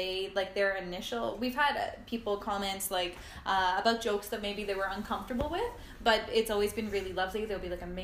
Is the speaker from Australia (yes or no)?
no; Ladner, British Columbia, Canada; I grew up in Ladner, which is a small town